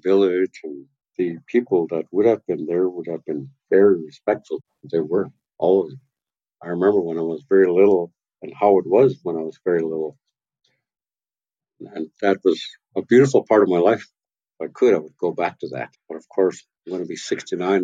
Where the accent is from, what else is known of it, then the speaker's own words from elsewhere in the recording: Tla-o-qui-aht, west coast of Vancouver Island, British Columbia, Canada; I'm from tlau quer, from the house of Iwas